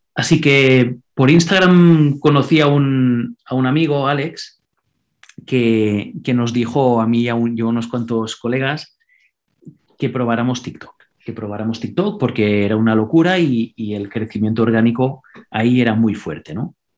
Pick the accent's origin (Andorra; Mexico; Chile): Andorra; first language Catalan; Spanish is a second language; yo, por ejemplo, vivo en Andorra, soy de Andorra, y mi idioma nativo es el catalán